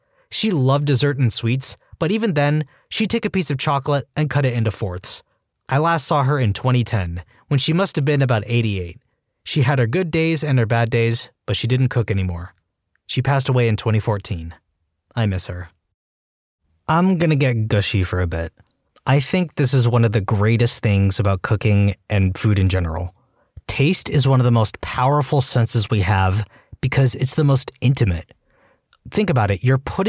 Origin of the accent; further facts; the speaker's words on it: Hawaii, United States; Growing up in Hawaii, I didn't think anything of it.